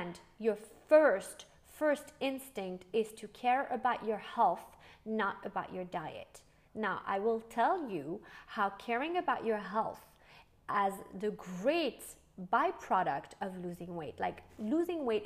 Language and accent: English; France